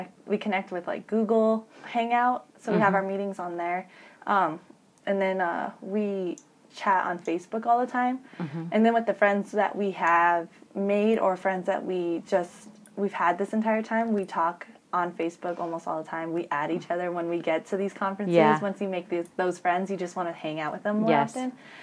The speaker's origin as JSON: {"language": "English", "region": "Arizona", "country": "United States", "tie": "born or raised there", "moved": "as an adult", "said": "in my hometown. It's like a four-hour drive to Phoenix at ASU, and then like an eight-hour drive to Tucson"}